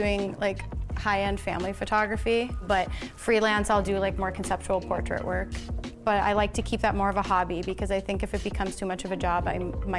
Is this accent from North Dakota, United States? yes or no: yes; North Dakota, United States; now in Los Angeles, United States; I live very far. I'm from North Dakota originally, so I'm the only one out here in LA.